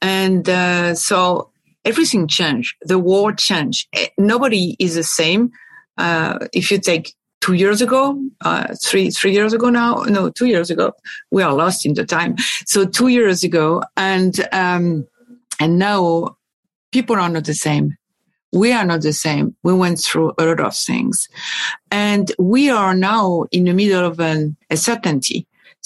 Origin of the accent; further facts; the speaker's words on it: France; also born or lived in Paris / Boston; I was born and raised in France, both in Paris and at the countryside